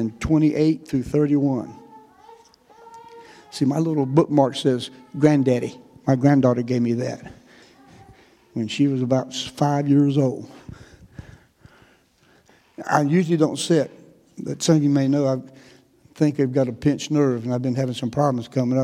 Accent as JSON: {"language": "English", "region": "North Carolina", "country": "United States", "moved": "as an adult", "lives_now": "Texas, United States", "said": "this is not a Texas accent. I've been there since 80. I am a Tar Heel. I am from North Carolina"}